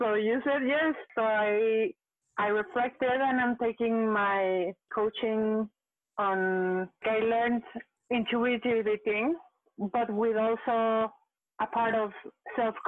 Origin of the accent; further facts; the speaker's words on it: Mexico; moved away as an adult; now in Montreal, Canada; I am from Mexico. I came to Canada. I live in Montreal currently